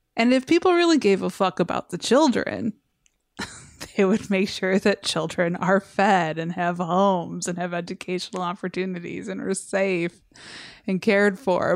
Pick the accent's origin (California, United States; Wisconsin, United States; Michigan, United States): Michigan, United States; Westland; I grew up in Westland. Yeah. It's a city named after a mall.